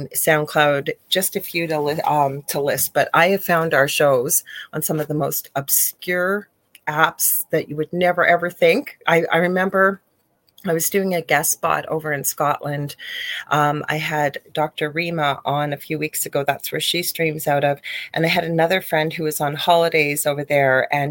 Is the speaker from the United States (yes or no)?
no; Canada; I am a Canadian spiritual medium